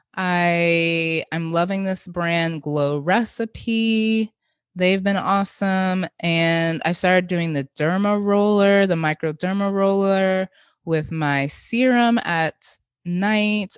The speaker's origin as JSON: {"language": "English", "country": "Jamaica", "said": "as a Jamaican, we have a lot of blending in our cuisines that I grew up"}